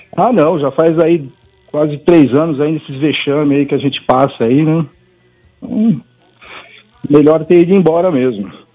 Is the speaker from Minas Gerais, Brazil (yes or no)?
no; São Paulo, Brazil; Fui criado ali na Pompeia